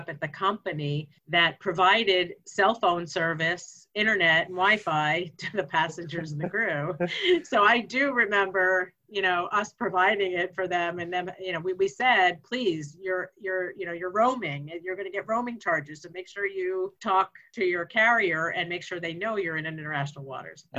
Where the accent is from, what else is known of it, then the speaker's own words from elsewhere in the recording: Pennsylvania, United States; moved away; also born or lived in Florida; I'm from Pennsylvania